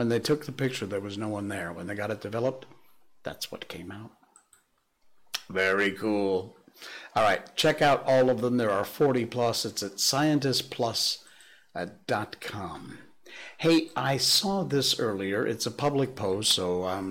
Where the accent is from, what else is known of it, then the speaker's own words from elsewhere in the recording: Cornwall, Connecticut, United States; now in Malaysia; small town America, like where I grew up in Cornwall, Connecticut